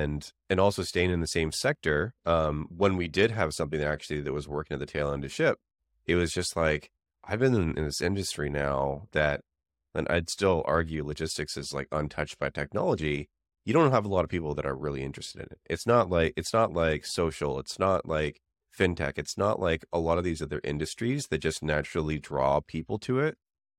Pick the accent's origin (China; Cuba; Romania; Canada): Canada; now in San Francisco, United States; It's the same reason that I moved to the Bay Area from Canada.